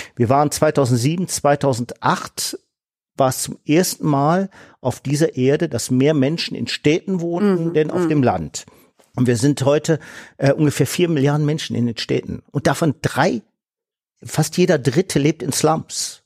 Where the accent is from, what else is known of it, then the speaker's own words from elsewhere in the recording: Solingen, North Rhine-Westphalia, Germany; bei uns in Solingen